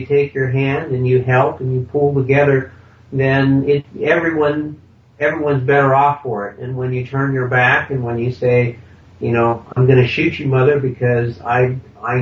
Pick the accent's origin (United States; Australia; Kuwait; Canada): United States; Vermont; I grew up in Vermont